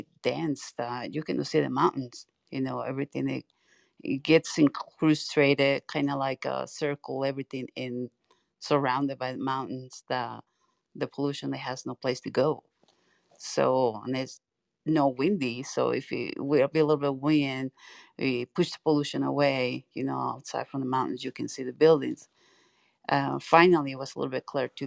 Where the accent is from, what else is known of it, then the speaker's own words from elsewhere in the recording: Mexico City, Mexico; also born or lived in Utah; now in Washington, United States; I'm from Mexico City